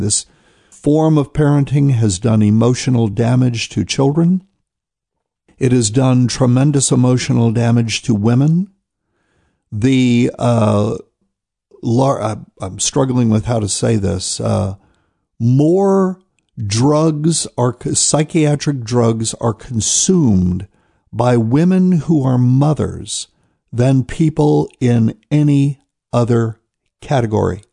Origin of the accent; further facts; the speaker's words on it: New Bern, North Carolina, United States; my hometown of New Bern, North Carolina